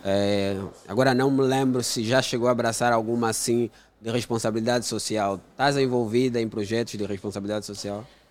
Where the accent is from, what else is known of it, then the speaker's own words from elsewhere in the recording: Angola; sou de uma família humilde, cresci no Golfo